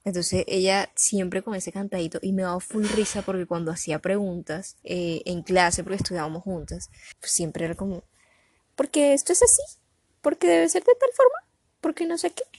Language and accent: Spanish; Colombian Caribbean coast, Caribbean Region, Colombia; accent: costeño; así somos los costeños. Metemos el ajá, el vaina, el, el mundial, verga, verga